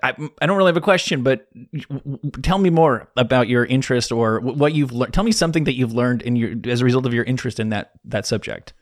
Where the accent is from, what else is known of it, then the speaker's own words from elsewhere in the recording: New Jersey, United States; I'm from New Jersey